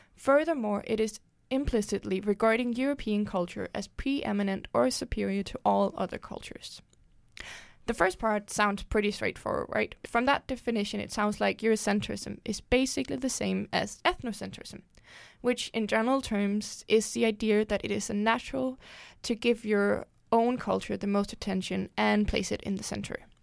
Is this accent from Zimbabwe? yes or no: no; Denmark; I am twenty-four years old and I am from Denmark